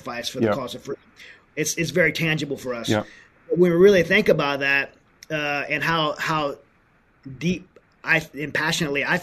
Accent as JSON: {"language": "English", "country": "United States", "said": "as an American"}